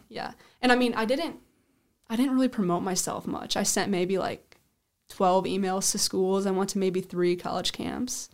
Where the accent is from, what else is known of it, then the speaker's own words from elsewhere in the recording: Sioux Falls, South Dakota, United States; I'm from Sioux Falls, South Dakota. I lived on the east side